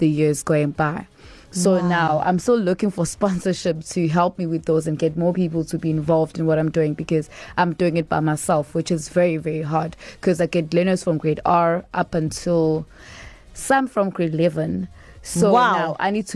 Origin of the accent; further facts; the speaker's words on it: Durban, KwaZulu-Natal, South Africa; also born or lived in Phoenix / Izingolweni, Port Shepstone; I grew up in Inanda after moving up here to Durban